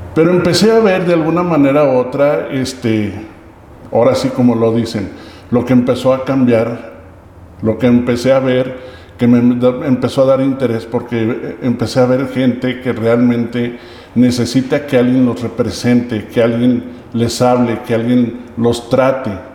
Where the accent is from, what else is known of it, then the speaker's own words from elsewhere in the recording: Aguascalientes, Mexico; Soy originario de Aguascalientes